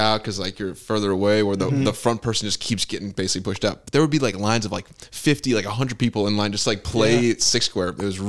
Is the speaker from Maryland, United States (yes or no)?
no; Bartlett, Illinois, United States; I grew up in Bartlett, but I went to a private school.